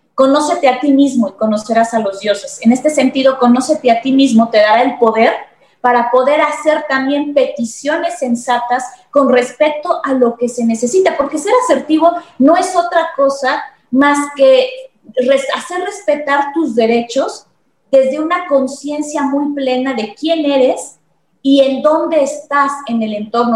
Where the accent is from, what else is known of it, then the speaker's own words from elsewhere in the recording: Mexico; como mexicanos estamos muy condicionados